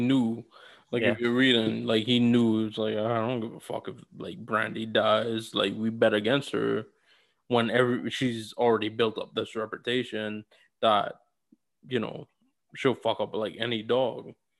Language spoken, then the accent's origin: English; New York, United States; So, and as you said, like as a New Yorker, and that's the first thing you want to like diss people on.